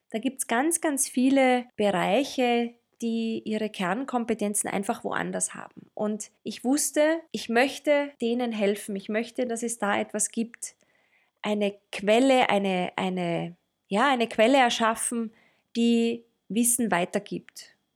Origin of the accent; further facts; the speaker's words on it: Tyrol, Austria; accent: Tyrolean; now in Vienna, Austria; meistens werde ich an meinem rollenden R gleich als Tirolerin identifiziert. ich lebe in Wien